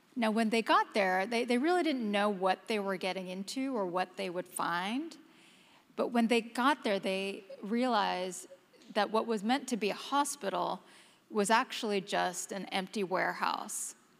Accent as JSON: {"language": "English", "town": "Houston", "region": "Texas", "country": "United States", "tie": "born or raised there", "moved": "yes", "lives_now": "New York, United States", "said": "back in my hometown, the great city of Houston"}